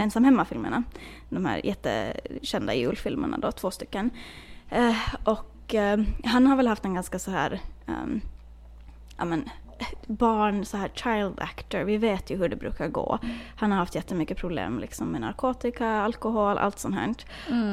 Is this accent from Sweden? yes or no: no; Åland Islands; now in United States; Förra året så var jag hemma på Åland